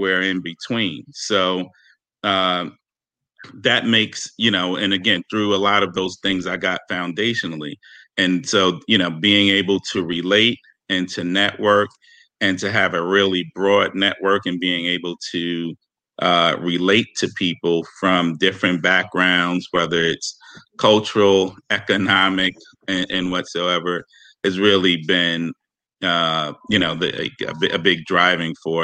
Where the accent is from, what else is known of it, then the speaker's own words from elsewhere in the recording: New York City, New York, United States; also born or lived in northern New Jersey; I grew up in Harlem, literally four blocks from Columbia University